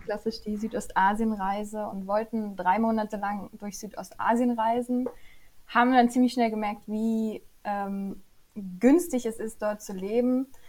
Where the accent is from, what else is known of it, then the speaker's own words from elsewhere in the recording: Upper Lusatia, Saxony, Germany; Ich komme aus der schönen Oberlausitz, ganz im Osten von Deutschland